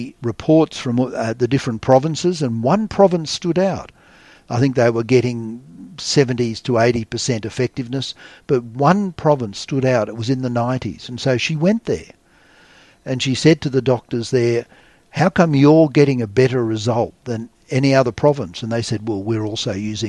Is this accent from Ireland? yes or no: no; Australia; as an Australian